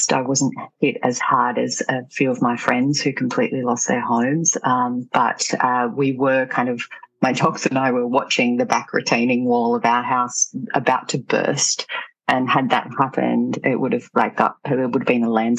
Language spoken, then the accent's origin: English; Australia; landed back in my hometown